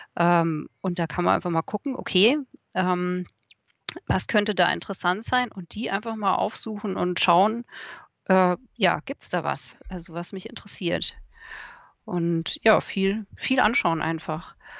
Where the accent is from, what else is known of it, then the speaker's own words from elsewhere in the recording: Munich, Bavaria, Germany; now in Odenwald, Germany; ich komme ja aus München